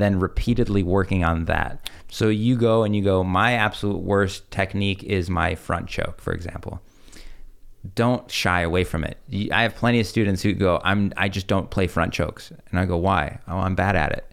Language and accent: English; Chicago, Illinois, United States; also born or lived in Russia; coming from an im-, immigrant family, we, I remember grow-, growing up in Chicago